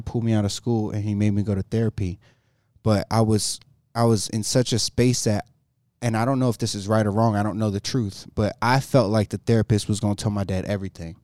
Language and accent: English; Jacksonville, North Carolina, United States; moved away as an adult; also born or lived in Greenville, North Carolina; now in Colorado, United States; that's where I was raised, Jacksonville